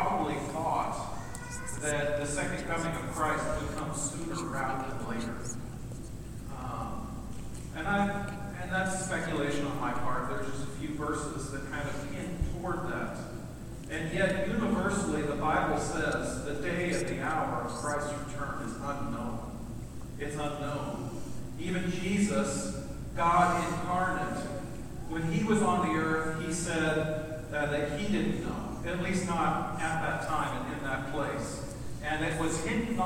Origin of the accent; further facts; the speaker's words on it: United States; we're American